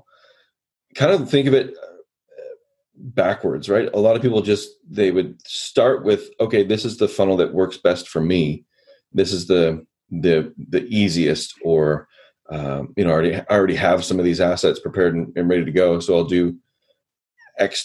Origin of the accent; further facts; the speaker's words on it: Canada; I'm Canadian